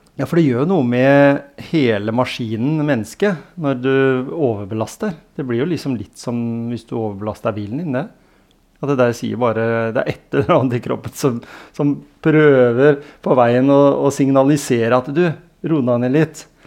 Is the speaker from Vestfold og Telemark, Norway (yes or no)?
yes; Grenland, Vestfold og Telemark, Norway; Grenland, der jeg kommer fra